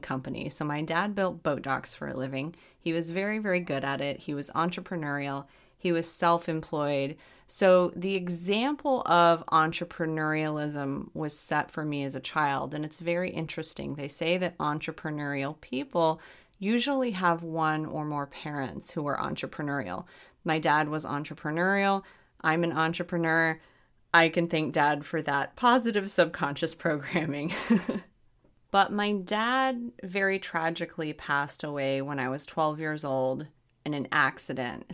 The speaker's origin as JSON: {"language": "English", "region": "Arkansas", "country": "United States", "tie": "born or raised there", "said": "I grew up in Arkansas."}